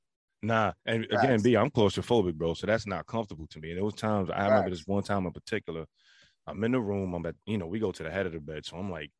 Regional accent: United States; I grew up in American

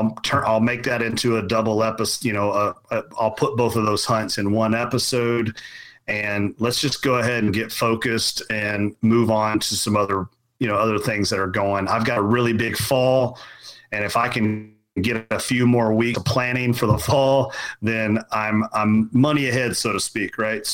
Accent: Kentucky, United States; So, you know, I grew up in Central Kentucky, very much farming

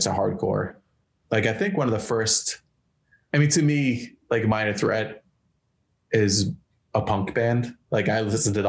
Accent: Marlborough, Massachusetts, United States; Like I grew up in Massachusetts, like right between Boston and Worcester, this little town called Marlborough. And I mean, I just grew up in a little town, but like smaller town.

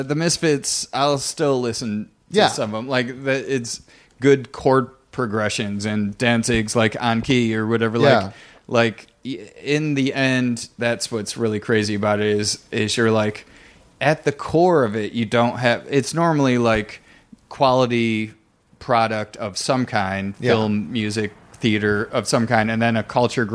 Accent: Blissfield, Michigan, United States; moved away; I'm from Blissfield, Michigan, which is full farms

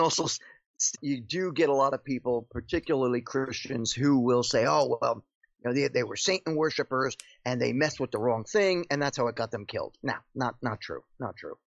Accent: Paterson, New Jersey, United States; moved away as an adult; born and raised in Patterson, New Jersey

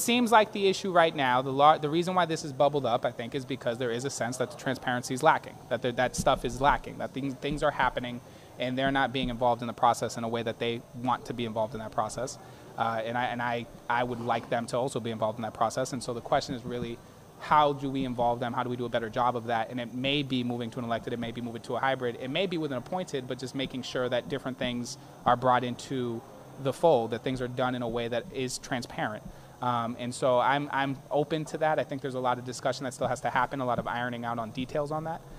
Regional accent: Boston, Massachusetts, United States; I grew up in Hyde Park, which is in the district. That's where I was born and raised

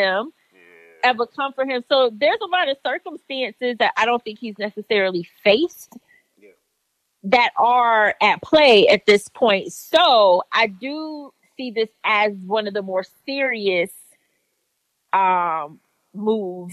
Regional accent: Florida, United States; moved away; I am from Florida

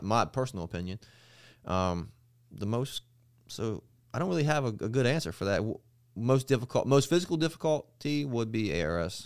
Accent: Eastern Shore, Maryland, United States; I'm from Maryland.

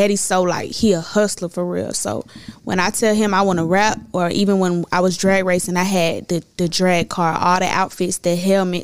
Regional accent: Clayton County, Atlanta, Georgia, United States; also born or lived in Ohio; They moved here when I was 2 years old. We moved to Riverdale. That's, like, the rougher parts of Clayco. Boom, when they got on their feet, we moved to Lovejoy

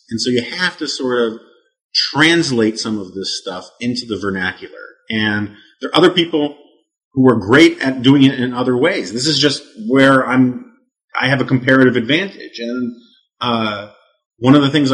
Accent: New York City, New York, United States; growing up on the Upper West Side of Manhattan

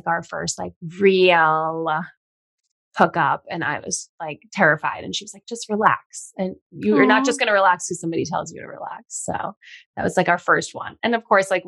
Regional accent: Long Island, New York, United States; also born or lived in Los Angeles, United States; now in Hudson Valley, United States; all my friends are in New York and my family, I'm from Long Island

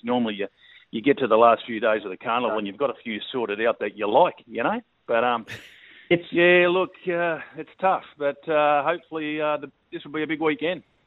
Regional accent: Sydney, Peak Hill, New South Wales, Australia; now in Northern Territory, Australia; I was originally from Sydney, and I spent my first ten years down in the Shire.

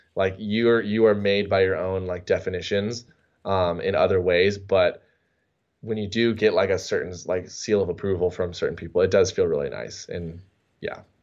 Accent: San Diego, California, United States; growing up in San Diego

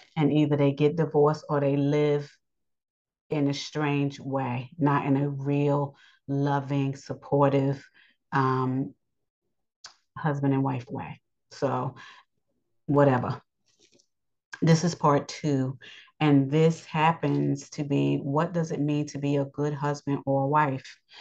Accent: New York, United States; I live in New York. I'm a New Yorker, but I'm still Yasharel.

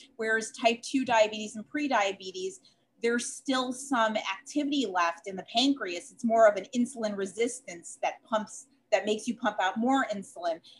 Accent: Chicago, Illinois, United States; accent: Chicago; moved away as an adult; now in Hewlett, United States; I'm actually originally from Chicago, uh, hence my accent

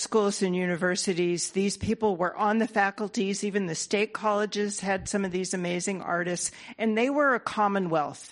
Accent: California, United States; I'm from California and was educated in the arts here in California in the Bay Area

